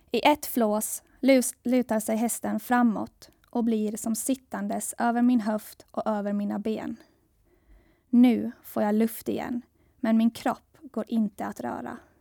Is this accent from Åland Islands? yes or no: yes; Saltvik, Åland Islands; also born or lived in Gothenburg, Sweden / Jönköping, Sweden; Jag växte upp i Saltvik, i Kroklund